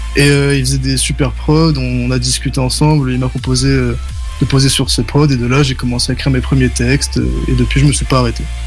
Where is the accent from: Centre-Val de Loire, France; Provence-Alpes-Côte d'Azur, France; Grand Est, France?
Provence-Alpes-Côte d'Azur, France; Nice; je viens de Nice